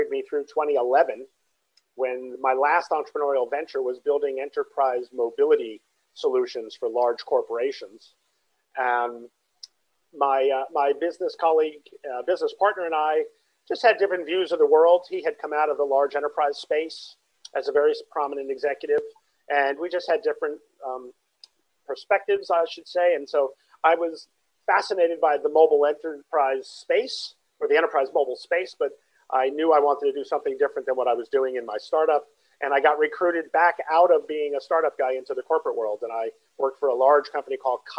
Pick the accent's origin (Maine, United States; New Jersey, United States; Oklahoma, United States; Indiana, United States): New Jersey, United States; moved away as an adult; also born or lived in Brooklyn, New York; I'm originally from the East Coast of the States. I grew up in New Jersey